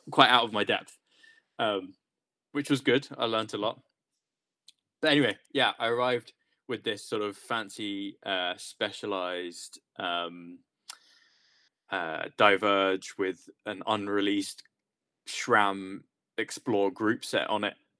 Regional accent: England, United Kingdom; being English

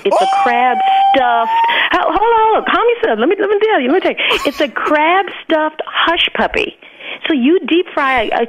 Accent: Alabama, United States; I grew up born and raised in Alabama, and my family is from like the islands of Jamaica and Trinidad.

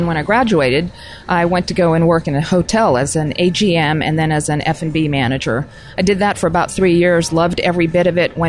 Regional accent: Pakistan; born there; also born or lived in all over the world; Growing up overseas, I was born in Pakistan and grew up all over the world, and really got tremendous exposure to various cultures everywhere

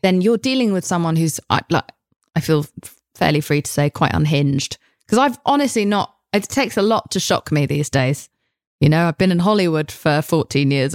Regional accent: United Kingdom; I'm British.

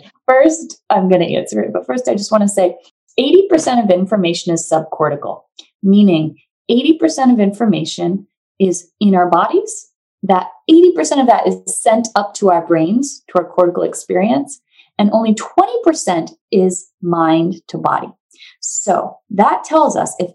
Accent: New Hampshire, United States; moved away as an adult; now in California, United States; I'm from New Hampshire. I moved to California, basically as far away from New Hampshire as you can be.

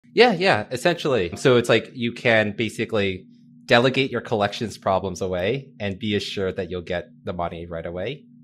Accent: Northern Virginia, United States; moved away as an adult; also born or lived in San Francisco / New York City; I grew up in Northern Virginia, so a little bit outside of D C

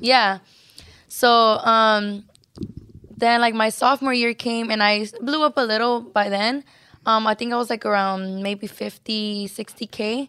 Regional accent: Los Angeles, California, United States; also born or lived in San Antonio, Texas; we all came to California, to L

